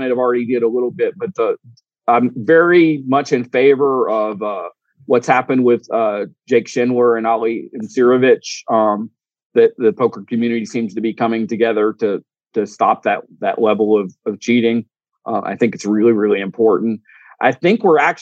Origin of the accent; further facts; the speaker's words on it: Georgia, United States; also born or lived in Missouri; being from Georgia